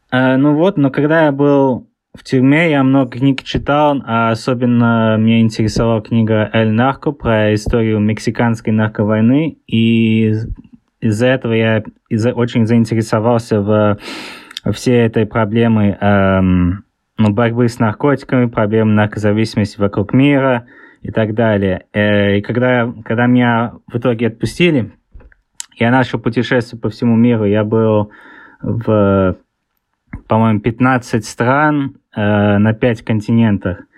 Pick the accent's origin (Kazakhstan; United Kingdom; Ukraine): United Kingdom; England; also born or lived in Saint Petersburg, Russia; А, я, я родился в Питере, но тогда еще был э, Ленинград. А, мы там переехали вокруг мира и оказались в Англии. Я большинство жизни э, провел в Англии, поэтому у меня акцент такой странный.